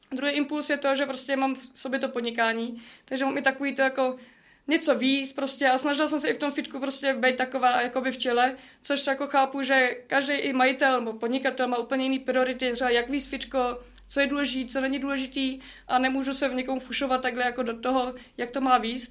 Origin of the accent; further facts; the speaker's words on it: Citoliby, Ústí nad Labem Region, Czechia; jsem z Citolib, taková malá vesnice, hezká